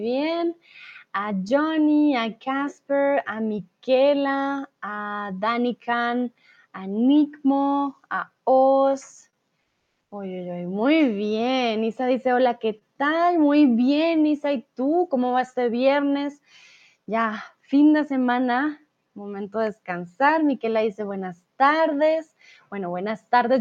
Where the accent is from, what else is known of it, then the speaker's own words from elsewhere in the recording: Colombia; first language Spanish; Soy de Colombia